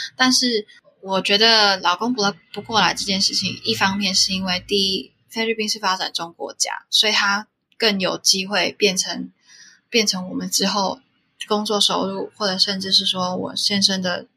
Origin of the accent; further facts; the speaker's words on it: Taiwan; moved away as an adult; also born or lived in Singapore; 我其实是一个台湾出，出生的小孩